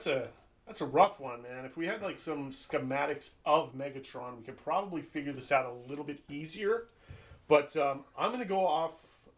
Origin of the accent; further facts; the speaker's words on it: East Coast, United States; accent: East Coast; Because I mean, my East Coast accent makes me round up.